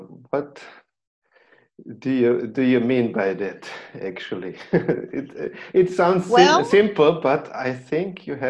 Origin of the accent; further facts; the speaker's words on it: Austria; from Austria.